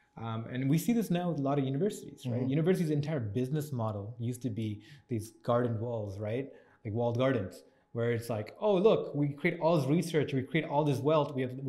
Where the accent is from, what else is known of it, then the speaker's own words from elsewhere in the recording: Scarborough, Ontario, Canada; I grew up in Scarborough. Most of us did as well.